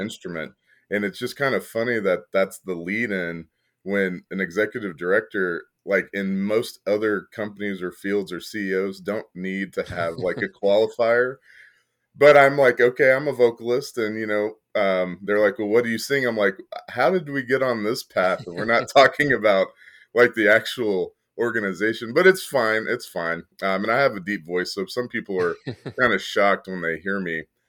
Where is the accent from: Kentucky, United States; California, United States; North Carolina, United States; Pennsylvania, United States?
Kentucky, United States; moved away as an adult; also born or lived in Midland, Texas; now in San Antonio, United States; I, I, was born in Midland, Texas. Mm. Um, mm-hmm but I lived in Kentucky for most of my life